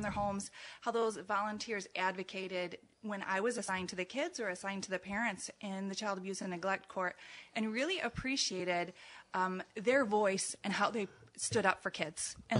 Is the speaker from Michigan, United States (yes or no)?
yes; Ypsilanti, Michigan, United States; moved away as an adult; now in Allegan, United States; I'm originally from the east side of the state, in the Ypsilanti area of Michigan.